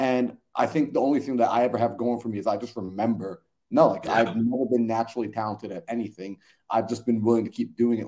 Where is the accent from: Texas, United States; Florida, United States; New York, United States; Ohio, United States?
New York, United States; Long Island; I grew up in New York, right by like the Metropolitan. I was in Long Island, right next to Manhattan. Millions of people. I'm always surrounded by suburbs, always surrounded by buildings. I wasn't in a rural area.